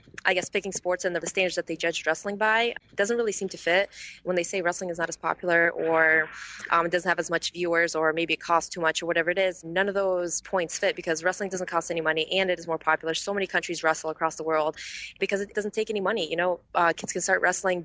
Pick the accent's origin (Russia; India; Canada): Russia; Novokuznetsk, Kemerovo Oblast; now in United States; I am from Novokuznetsk